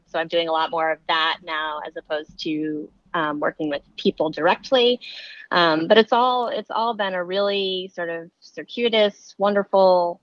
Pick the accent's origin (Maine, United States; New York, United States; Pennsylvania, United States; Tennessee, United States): Maine, United States; moved away as an adult; also born or lived in California; I'm originally from Maine. So I moved back to Maine.